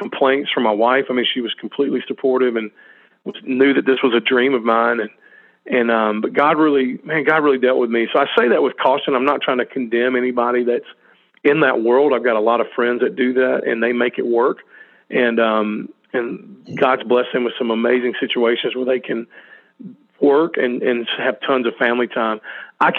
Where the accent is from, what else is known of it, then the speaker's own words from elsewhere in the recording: New Orleans, Louisiana, United States; I was born in New Orleans